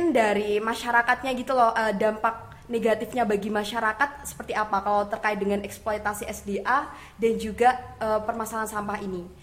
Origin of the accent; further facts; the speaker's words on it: Tulungagung, East Java, Indonesia; saya dari Tulungagung.